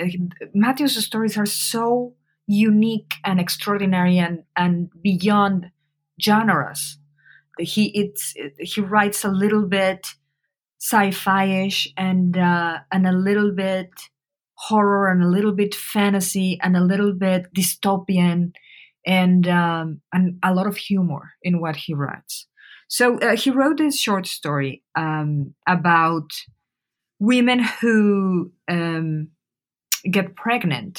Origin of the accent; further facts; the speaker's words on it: Mexico City, Mexico; moved away; I am from Mexico City. I was living in Mexico City when the events happened